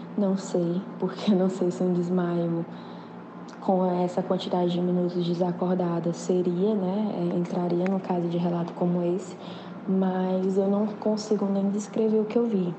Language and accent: Portuguese; Teresina, Piauí, Brazil; eu sou de Teresina, Piauí